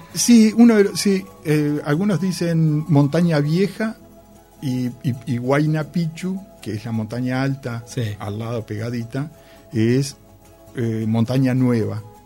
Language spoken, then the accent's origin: Spanish; Uruguay; soy de Uruguay